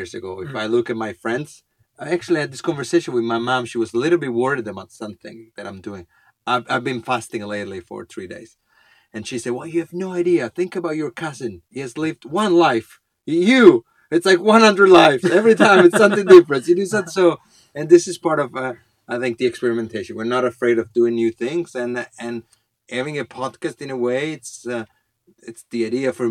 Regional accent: Italy; English is a second language; now in Finland; we come from Italy, we're still a little bit traditional, let's say. We live in Finland

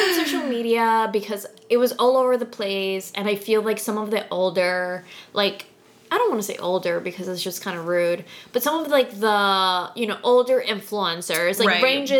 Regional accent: New Jersey, United States; I'm from Jersey

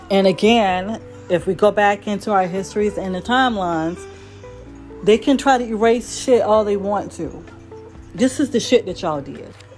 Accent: United States; we're American

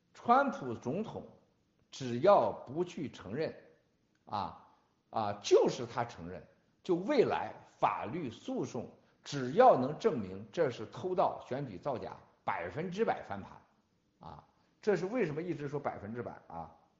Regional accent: China; 我们中国人

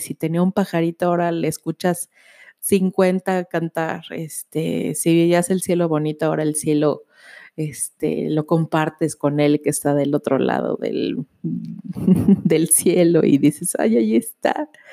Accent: Mexico City, Mexico; cuando nací allá en la Ciudad de México

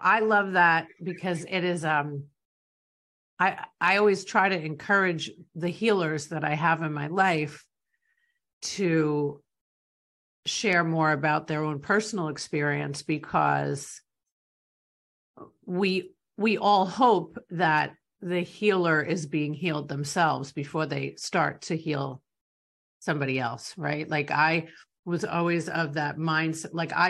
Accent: New York, United States; which I don't know if that comes from being bold or being a New Yorker, I have no idea where that comes from

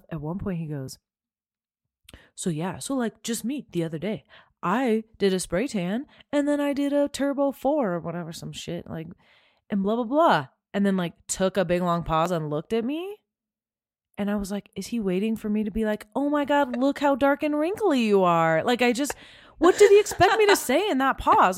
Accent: Southern California, United States; I grew up in Southern California

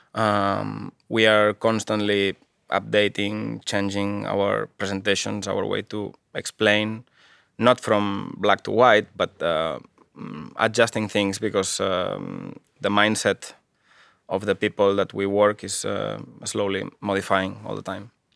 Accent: Barcelona, Catalonia, Spain; English is a second language; moved away as an adult; also born or lived in Japan; now in Finland; I am from Barcelona, from Catalonia, one part of Spain at the moment.

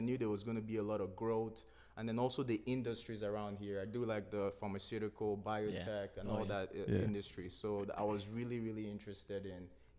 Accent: Nigeria; moved away as an adult; also born or lived in Louisiana / Seattle / Illinois; now in Raleigh, United States; I'm originally Nigerian. I moved to the U.S. In 2008 for college. I went to college in Louisiana Tech, chemical engineering, graduated, started working in Louisiana, and then I moved to Seattle

